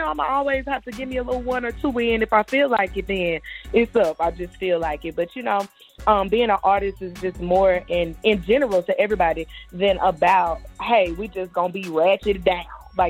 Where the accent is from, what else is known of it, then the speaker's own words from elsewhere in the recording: Shreveport, Louisiana, United States; My hometown, I'm born and raised in Shreveport. We're Northwest Louisiana, at the very top of the booth.